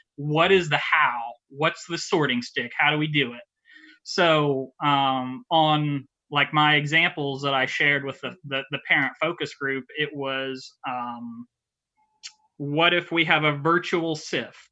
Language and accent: English; Monrovia, Indiana, United States; I grew up in Monrovia, Indiana. Uh, still live here.